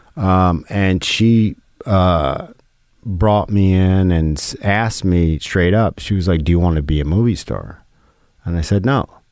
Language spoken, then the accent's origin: English; New York, United States; growing up in New York